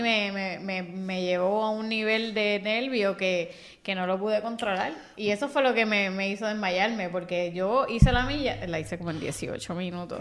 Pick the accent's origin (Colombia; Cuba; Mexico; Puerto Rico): Puerto Rico; Bayamón; Yo soy de Bayamón también